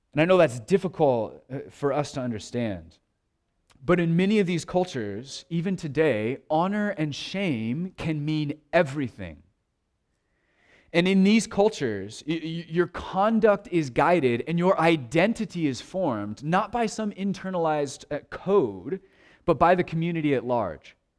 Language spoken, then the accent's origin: English; United States